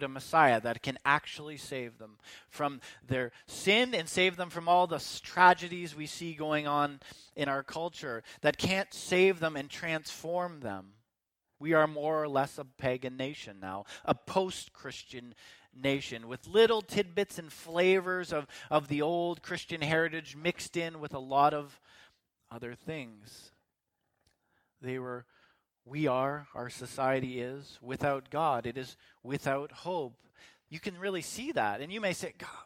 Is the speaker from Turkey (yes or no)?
no; Canada; my citizenship to Canada